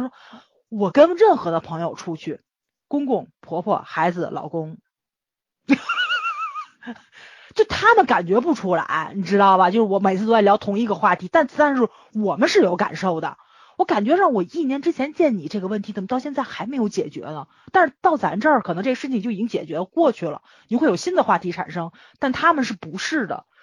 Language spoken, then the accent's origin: Chinese; Tianjin, China; accent: Tianjin dialect; 我们天津话嘛